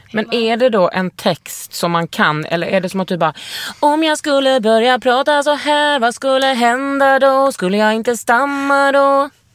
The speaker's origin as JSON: {"language": "Swedish", "town": "Lund", "region": "Skåne", "country": "Sweden", "tie": "born or raised there", "said": "Jag är uppvuxen i Lund"}